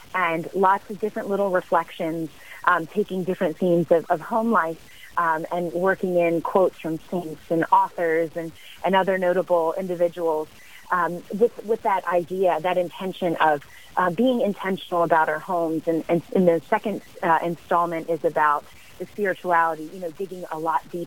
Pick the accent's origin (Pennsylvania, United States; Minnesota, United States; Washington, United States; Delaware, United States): Pennsylvania, United States; Pennsylvania area, United States; now in Natchez, United States; We're both originally from the Pennsylvania area